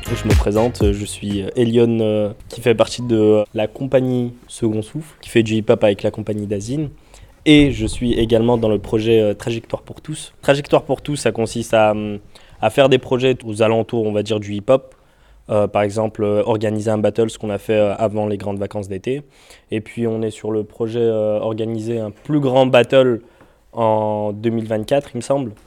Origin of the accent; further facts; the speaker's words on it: Givors, Auvergne-Rhône-Alpes, France; je suis d'origine de Givor.